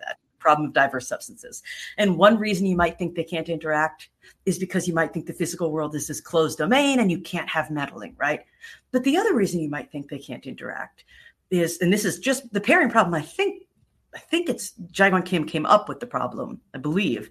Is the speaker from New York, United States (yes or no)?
yes; New York, United States; now in Florida, United States; I grew up in New York